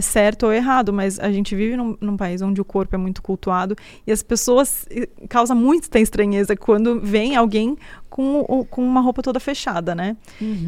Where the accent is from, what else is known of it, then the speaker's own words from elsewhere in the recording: Brazil; eu sou brasileira, né? Eu nasci aqui no Brasil